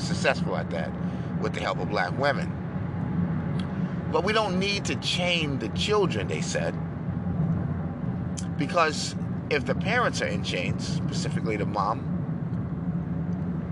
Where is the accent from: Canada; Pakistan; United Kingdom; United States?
United States; New York City, New York; moved away as an adult; now in Texas, United States; I grew up in New York City as a liberal and a Democrat